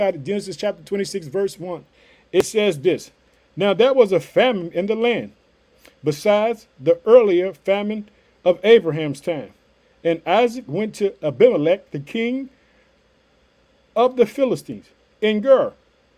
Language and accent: English; Illinois, United States; also born or lived in Chicago; the state of Illinois, which is my home state. I live in the city of Chicago.